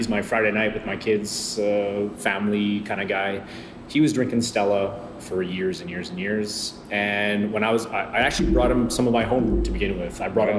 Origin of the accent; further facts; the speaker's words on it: Alberta, Canada; now in Quebec, Canada; I'm from Alberta, so you know it was rock when I was growing up.